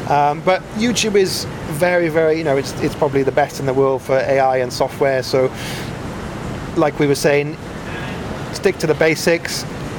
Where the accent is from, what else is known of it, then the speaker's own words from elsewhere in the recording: Wales, United Kingdom; accent: Welsh; now in Vietnam; No. Lost my Welsh accent. You probably can't hear that.